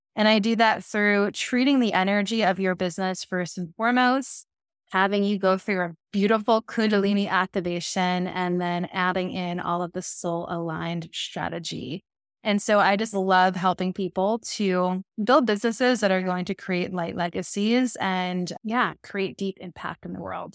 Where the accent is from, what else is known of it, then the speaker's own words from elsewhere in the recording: Long Island, New York, United States; I'm originally from Long Island, New York